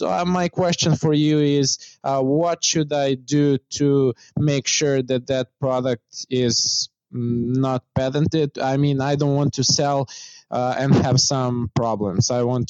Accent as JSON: {"language": "English", "country": "Serbia", "moved": "yes", "lives_now": "Shenzhen, China", "said": "I'm from Serbia."}